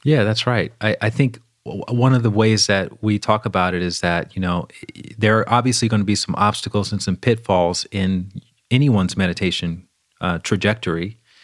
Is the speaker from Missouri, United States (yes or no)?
no; Alabama, United States; I grew up in the South, in Alabama.